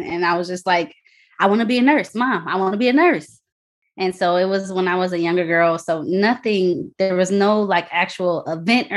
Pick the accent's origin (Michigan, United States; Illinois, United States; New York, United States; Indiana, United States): Illinois, United States; near Chicago; I'm from Illinois, a little bit away from Chicago